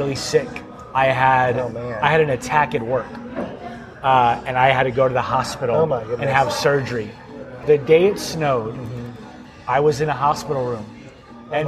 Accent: Robstown, Texas, United States; also born or lived in Corpus Christi, Texas; But I grew up in Robstown, went to school there, graduated from there, and I've worked in Corpus since I was 19 years old

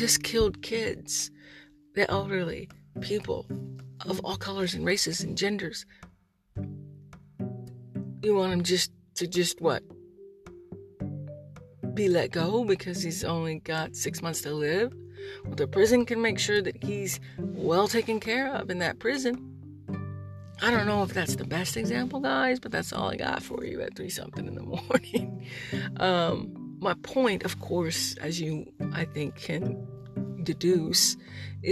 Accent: United States; I'm a veteran. I'm an American

